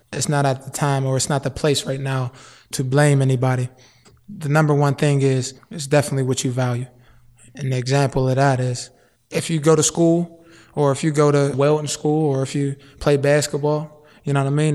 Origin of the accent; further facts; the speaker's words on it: Wilkinsburg, Pennsylvania, United States; I'm from Wilkinsburg, born and raised